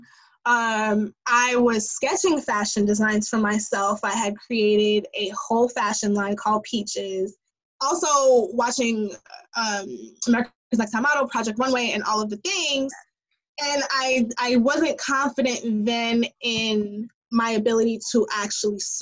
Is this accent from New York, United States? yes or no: yes; New York City, New York, United States; as a New Yorker